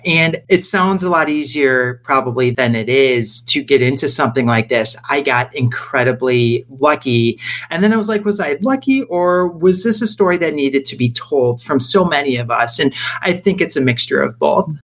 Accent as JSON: {"language": "English", "town": "Rochester", "region": "New York", "country": "United States", "moved": "as an adult", "lives_now": "Los Angeles, United States", "said": "I am from Rochester, New York, which is a small city about an hour east of Buffalo, and made my way out to California, living here now in the Los Angeles area"}